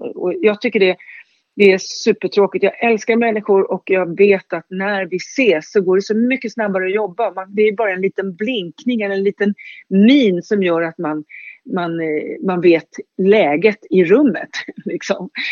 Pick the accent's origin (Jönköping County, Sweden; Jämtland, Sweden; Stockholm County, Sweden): Stockholm County, Sweden; Stockholm; jag är född i Högdalen, uppväxt i Högdalen